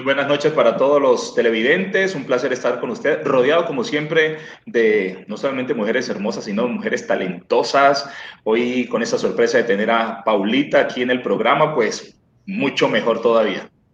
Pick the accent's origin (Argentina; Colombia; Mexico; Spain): Colombia; Cali, Valle del Cauca; la tierra donde yo nací también, de Cali